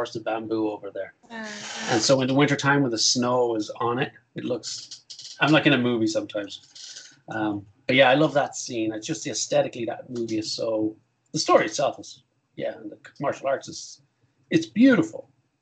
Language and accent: English; Ireland; as an Irish guy